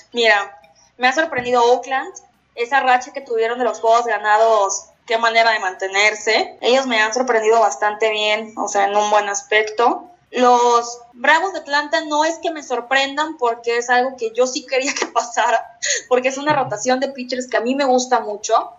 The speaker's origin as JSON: {"language": "Spanish", "country": "Mexico", "said": "como mexicanos"}